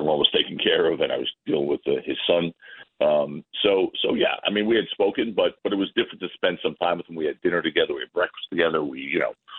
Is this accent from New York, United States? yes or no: yes; New York, United States; I'm a New Yorker.